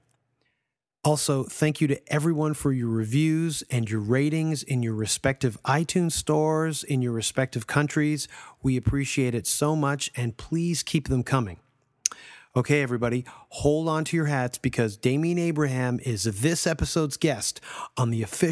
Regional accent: Toronto, Ontario, Canada; my hometown of Toronto

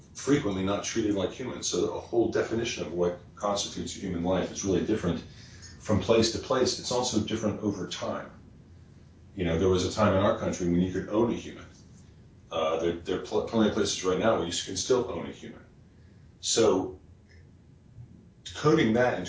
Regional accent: West Virginia, United States; I'm from West Virginia

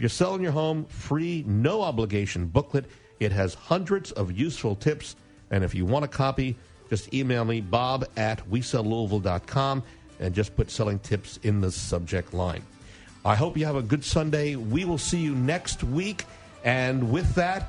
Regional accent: New York City, New York, United States; I grew up in New York City

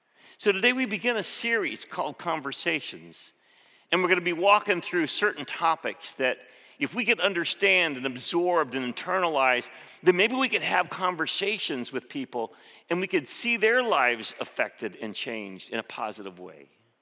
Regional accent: Philippines; When I grew up in the Philippines, one of the first things I learned as a six-year-old, my mom would always say, don't drink the water.

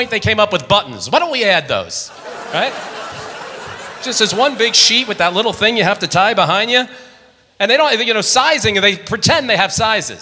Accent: Long Island, New York, United States; I was raised on Long Island in New York

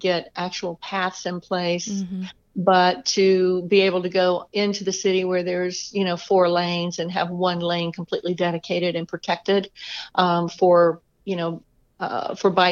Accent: Atlanta, Georgia, United States; also born or lived in Boston area; I am from Atlanta. I actually grew up here with the exception of like 6 years in the Boston area

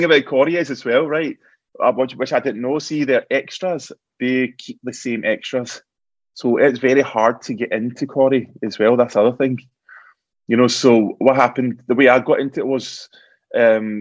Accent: Glasgow, Scotland, United Kingdom; I was from Glasgow

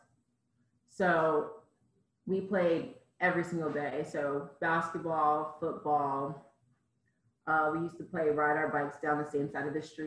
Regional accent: Cheltenham, Maryland, United States; moved away as an adult; where I lived in Maryland in Cheltenham, it's very rural and a lot of farmland and stuff

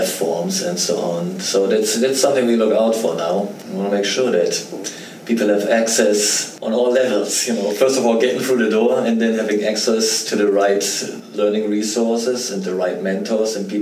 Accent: Germany; moved away as an adult; I grew up in Germany, and I went through the German university system before I came over here

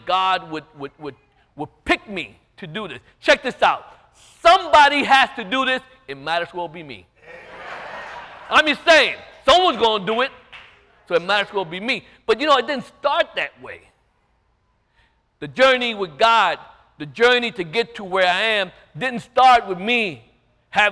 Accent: New York City, New York, United States; also born or lived in Staten Island; I'm from Brooklyn, Bedford-Stuyvesant, Projects, Lafayette Gardens, Williamsburg. That's where I grew up

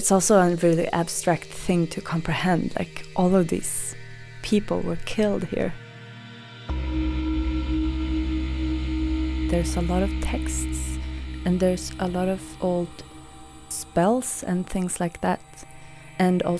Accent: Sweden; moved away; my hometown

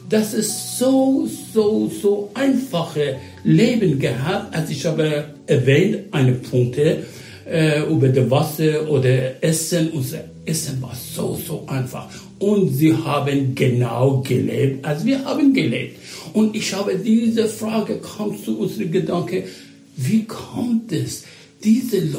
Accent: Iran; German is a second language; Ich bin äh, in Waisenhaus äh, aufgewachsen und dieses Waisenhaus geleitet durch amerikanische Missionare. Sie sind damals fast, fast äh, 80 Jahre vorher, sie waren nach Iran gekommen

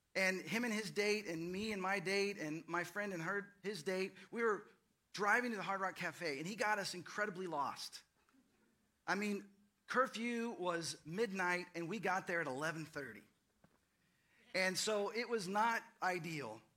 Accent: Fort Worth, Texas, United States; now in Austin, United States; I grew up in the Dallas Fort Worth area

